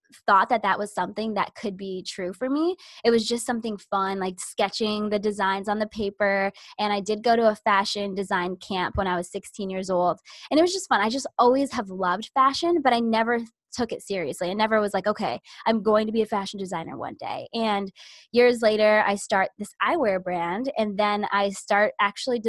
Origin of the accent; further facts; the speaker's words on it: Orlando, Florida, United States; I am born and raised in Orlando, Florida, and that's where I still am